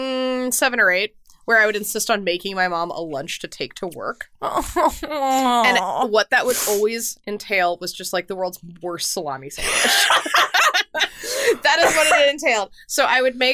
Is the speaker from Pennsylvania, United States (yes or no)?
no; Houston, Texas, United States; I grew up in Houston